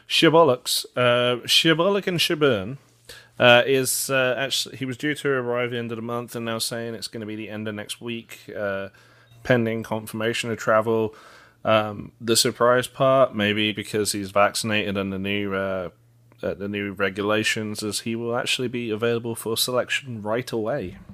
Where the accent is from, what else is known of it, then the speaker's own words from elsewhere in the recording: England, United Kingdom; moved away; me being English